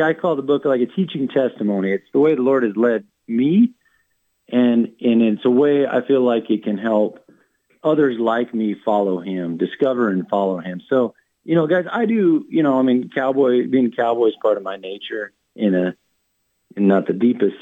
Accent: Wyoming, United States; also born or lived in Montana; I born and raised in Wyoming

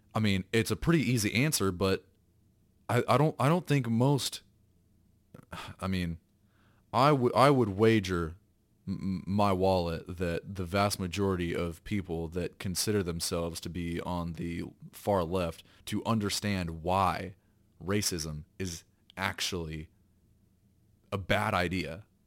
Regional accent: the South, United States; I was raised in the South

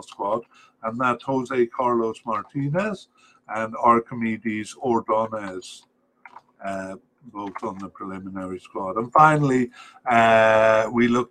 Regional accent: Cardiff, Wales, United Kingdom; we come from Cardiff. I was raised in Cardiff

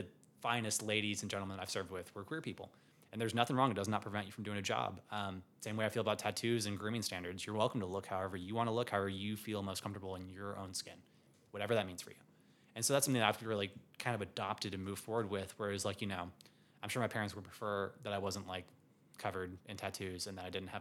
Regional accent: Savannah, Georgia, United States; I'm from Savannah, Georgia

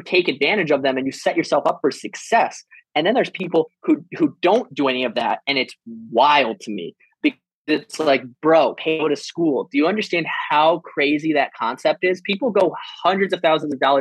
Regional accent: Iowa, United States; moved away as an adult; also born or lived in San Diego / Denver / Camp Pendleton; now in Florida, United States; being from Iowa and like what that means and how that affects me now

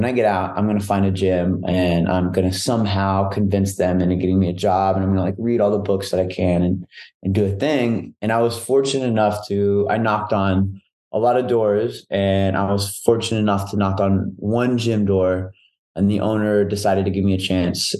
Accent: Dallas, Texas, United States; I'm from Dallas, all around Dallas

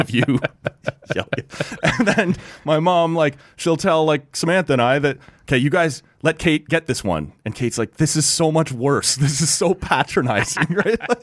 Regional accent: near Toronto, Ontario, Canada; now in Ottawa, Canada; I grew up down near Toronto

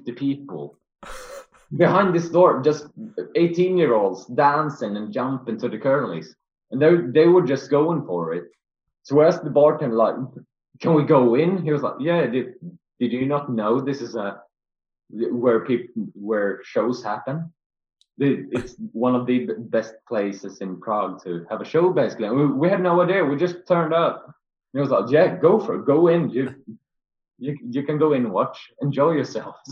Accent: Sweden; we're from Sweden

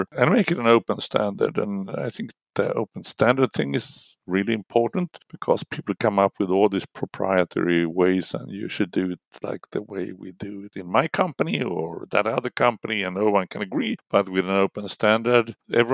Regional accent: Linköping, Östergötland, Sweden; I studied in my hometown, Linköping

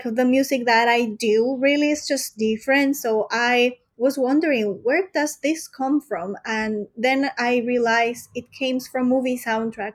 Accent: Peru; moved away as an adult; now in Europe; So I was born in Peru. So I'm from South America.

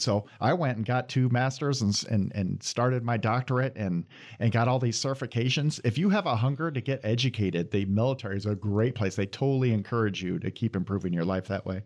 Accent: Iowa, United States; moved away as an adult; now in Michigan, United States; I'm from Iowa originally, and I went to school at Iowa State

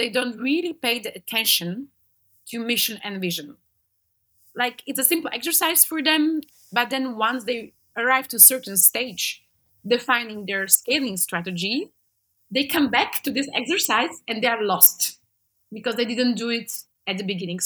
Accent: Slovakia; I'm from Slovakia.

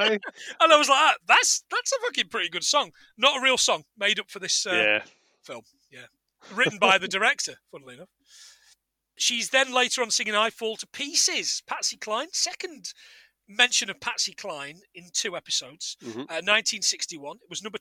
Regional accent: Scotland, United Kingdom; You know what? You can tell we're from Scotland and the lakes, because we get our water from the tap.

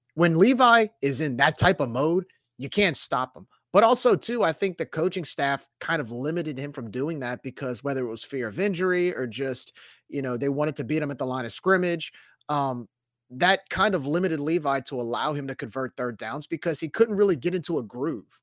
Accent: New Orleans, Louisiana, United States; growing up in New Orleans, like, you, it's not about what college you went to, it's what's hi, what high school you went

